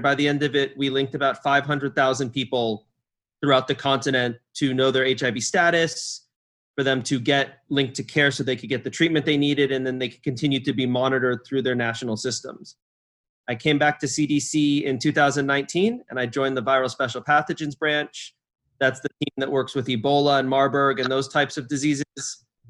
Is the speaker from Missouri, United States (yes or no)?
no; California, United States; moved away as an adult; also born or lived in Atlanta / New York City; I'm originally from California, born and raised, and moved to Atlanta back in 2005